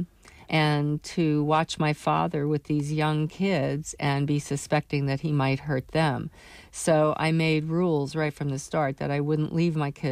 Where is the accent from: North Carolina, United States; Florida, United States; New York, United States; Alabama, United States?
New York, United States; New York City; I grew up in New York City